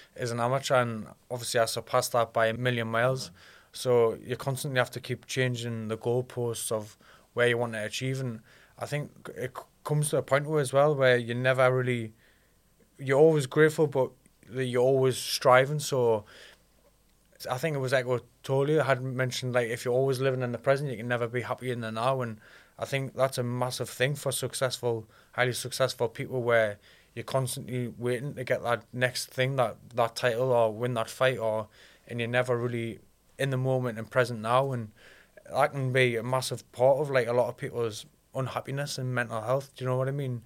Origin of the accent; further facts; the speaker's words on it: Alnwick, North East England, United Kingdom; also born or lived in Ashington; I was raised in Annick